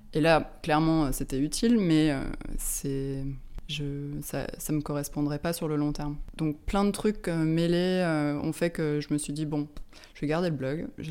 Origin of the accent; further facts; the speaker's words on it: Lyon, Auvergne-Rhône-Alpes, France; moved away as an adult; also born or lived in London; now in Paris, France; J'ai grandi à Lyon